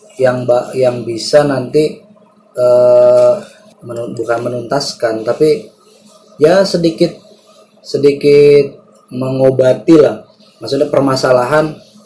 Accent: Subang, West Java, Indonesia; moved away; di masyarakat gue tuh di kampung gue di Subang sana

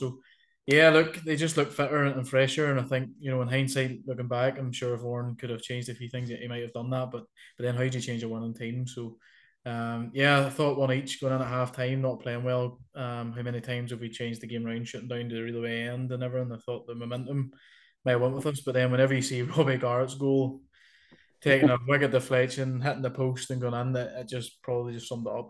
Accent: Bushmills, Northern Ireland, United Kingdom; Nah, listen, I'm from Bush Mills

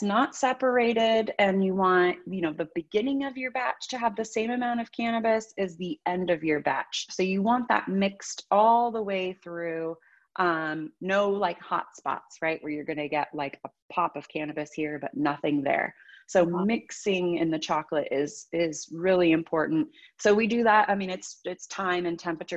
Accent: the Bay Area, California, United States; also born or lived in Santa Barbara; I'm from the Bay Area

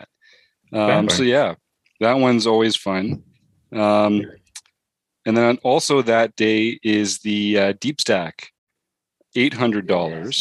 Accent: Canada; I'm from Canada

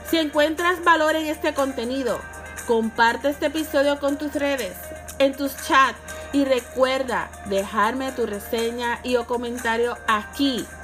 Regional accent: Sabana Grande, Puerto Rico; soy natural de Sabana Grande donde nací y vivo.

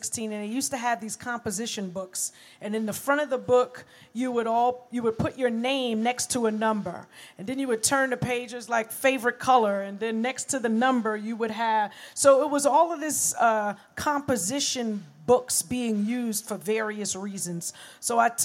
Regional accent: New York City, New York, United States; And I was from Brooklyn

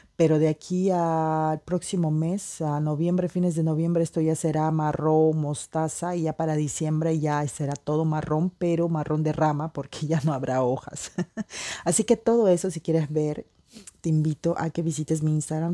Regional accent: Peruvian Amazon, Peru; moved away as an adult; also born or lived in Lima, Peru; now in France; yo soy peruana para los que no saben, nací en la Amazonía

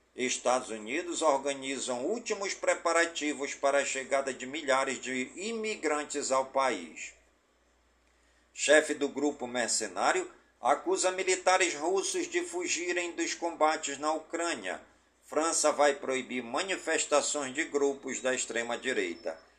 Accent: Careiro da Várzea, Amazonas, Brazil; now in Manaus, Brazil; Careiro da Várzea, minha cidade natal

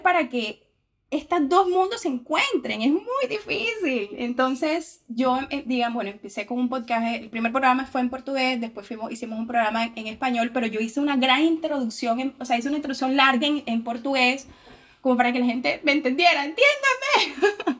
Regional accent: Montería, Córdoba, Colombia; moved away as an adult; now in Brazil; yo soy de Montería, que es una ciudad que queda al norte de Colombia

